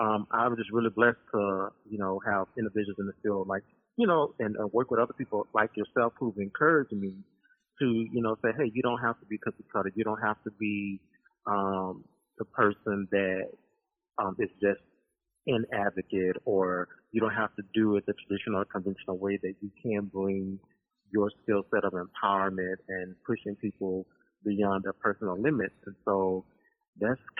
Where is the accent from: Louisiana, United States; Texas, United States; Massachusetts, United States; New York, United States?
Louisiana, United States; Baton Rouge; moved away as an adult; now in Birmingham, United States; I'm originally from Baton Rouge, Louisiana